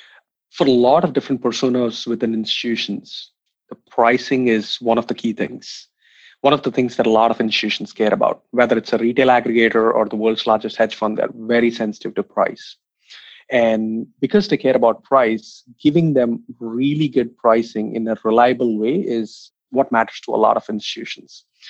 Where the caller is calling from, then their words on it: San Francisco, California, United States; Calling in from San Francisco